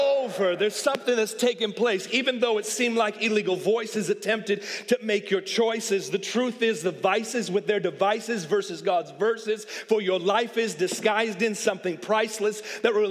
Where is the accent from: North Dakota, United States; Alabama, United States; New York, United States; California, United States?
California, United States; Oakland; now in Atlanta, United States; I'm from Oakland